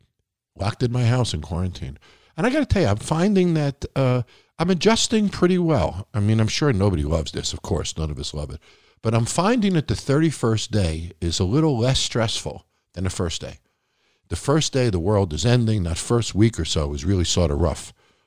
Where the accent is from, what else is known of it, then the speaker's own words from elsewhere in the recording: Nevada, United States; Hats off to Governor Sisolak from my home state of Nevada, who has not gotten the resources that a lot of other states have.